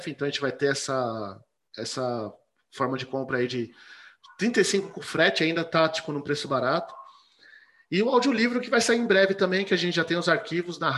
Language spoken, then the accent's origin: Portuguese; Rio de Janeiro, Brazil; eu sou do Rio